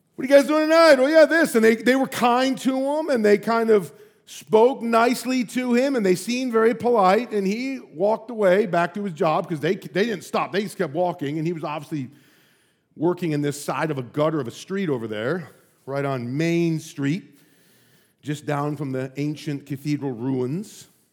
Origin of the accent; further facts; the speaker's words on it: United States; also born or lived in St Andrews, Scotland; I'm an American